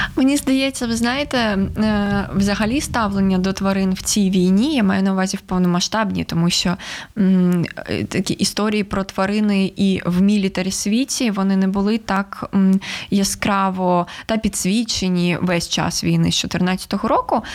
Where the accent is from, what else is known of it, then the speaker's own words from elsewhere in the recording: Sevastopol, Ukraine; moved away as an adult; now in Kyiv, Ukraine; я зараз живу в Києві, що я з Севастополя, що мій дім 9 років окупований